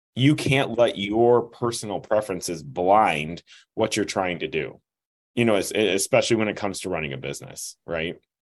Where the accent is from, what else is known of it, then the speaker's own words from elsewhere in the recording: Midwest, United States; I'm from the Midwest